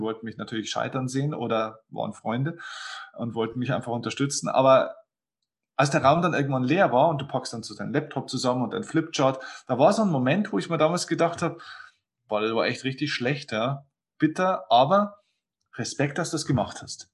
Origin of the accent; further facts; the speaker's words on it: Lower Bavaria, Germany; Ich habe dann den größten Kinosaal in meiner Heimatstadt gebucht. Das ist ein kleiner, kleiner Ort in, hier in Niederbayern, zehntausend Einwohner